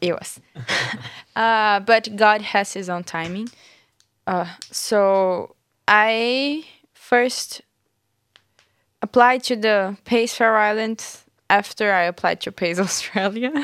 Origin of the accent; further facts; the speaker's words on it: Brazil; moved away; I, I'm from Brazil